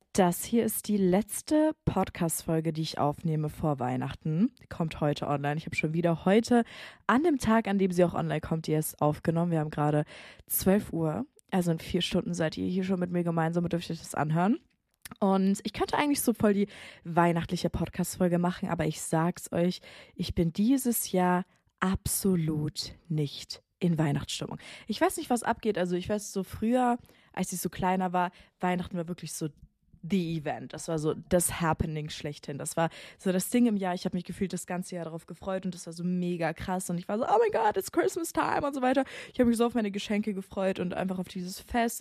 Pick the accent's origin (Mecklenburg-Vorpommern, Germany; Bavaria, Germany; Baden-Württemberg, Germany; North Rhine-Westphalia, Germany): Bavaria, Germany; moved away; Also ich komme ja aus Bayern